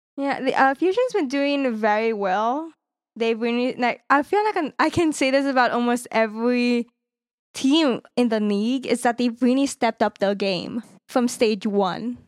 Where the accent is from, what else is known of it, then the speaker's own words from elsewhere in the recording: California, United States; I'm from California